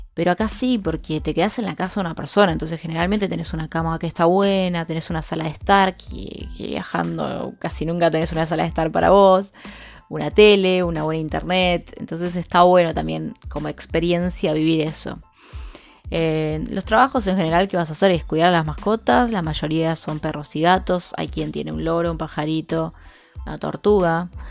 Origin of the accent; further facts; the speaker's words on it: Argentina; now in Brazil; en mi país